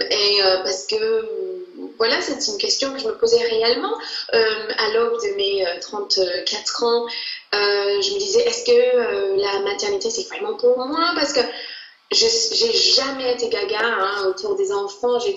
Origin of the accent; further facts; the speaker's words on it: England, United Kingdom; now in Paris, France; moi je suis anglaise